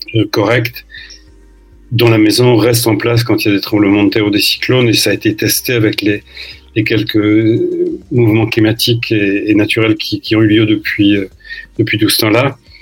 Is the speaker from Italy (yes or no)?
no; Lille, Hauts-de-France, France; now in Brazzaville, Republic of the Congo; je suis né à Lille, j'y ai vécu euh, un certain temps avant de bouger en France et puis à l'étranger.